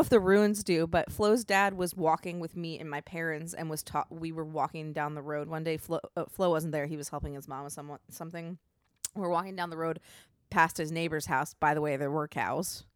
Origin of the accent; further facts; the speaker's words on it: Maryland, United States; moved away as an adult; I'm from Maryland, and we have winter there, like, actual winter with snow